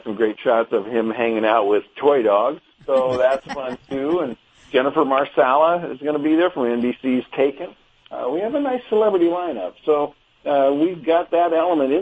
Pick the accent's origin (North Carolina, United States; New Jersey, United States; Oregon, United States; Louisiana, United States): Oregon, United States; moved away; also born or lived in Seattle, Washington / New York City; I grew up in Oregon and spent 20 years in Seattle before moving to New York City for the last 14 years. And just this summer moved to Oregon.